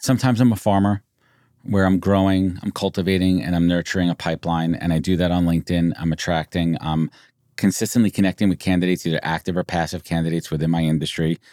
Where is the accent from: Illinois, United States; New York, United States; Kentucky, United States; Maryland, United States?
New York, United States; Born and raised in New York